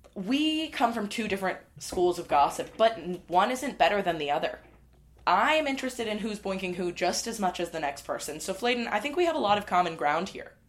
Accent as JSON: {"language": "English", "region": "Midwest", "country": "United States", "said": "I'm a Midwesterner as well"}